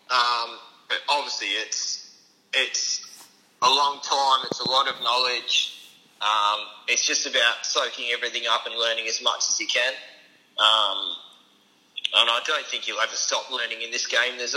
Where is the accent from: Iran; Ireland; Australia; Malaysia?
Australia; Perth, Western Australia; moved away as an adult; Um, so, I'm from Perth.